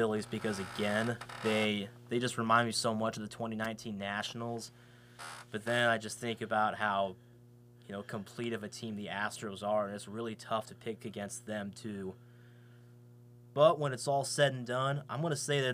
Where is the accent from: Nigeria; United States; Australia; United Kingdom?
United States; Kansas; I'm from Kansas.